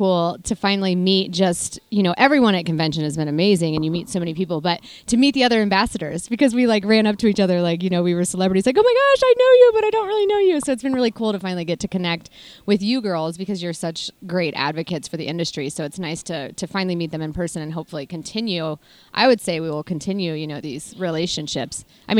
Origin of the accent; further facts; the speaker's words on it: Kansas, United States; now in Texas, United States; Yeah, so I grew up, my mom and dad, we had a small cow-calf operation. My grandparents have a large cow-calf operation in the Flint Hills of Kansas.